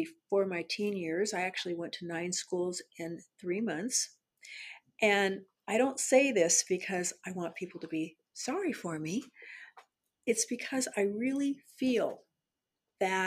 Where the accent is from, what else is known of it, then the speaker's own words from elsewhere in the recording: San Diego, California, United States; I was born in San Diego, California, and I was born at Mercy Hospital